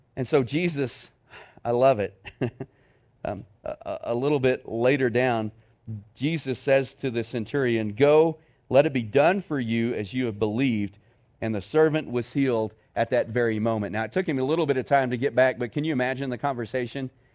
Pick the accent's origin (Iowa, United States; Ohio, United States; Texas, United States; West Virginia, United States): Texas, United States; moved away as an adult; now in Cloudcroft, United States; I grew up in Texas